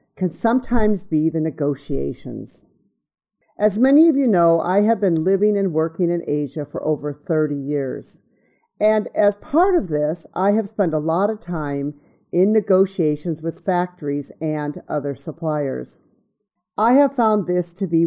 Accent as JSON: {"language": "English", "country": "United States", "moved": "yes", "said": "me being American"}